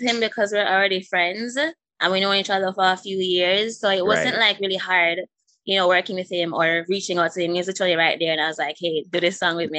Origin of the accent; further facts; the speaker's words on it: Jamaica; moved away as an adult; now in Florida, United States; So I was born here in Florida. I moved to Jamaica when I was 3. And I stayed there, so I was raised there. And then I moved back to Florida for college at the age of 19.